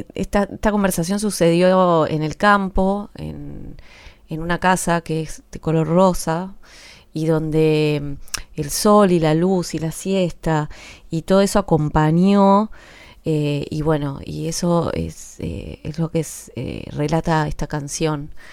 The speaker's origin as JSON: {"language": "Spanish", "town": "Florida", "region": "Buenos Aires Province", "country": "Argentina", "said": "soy de Florida, de Vicente López, este, cerca ahí de Capital, a unas cuadras de Capital, de la General Paz"}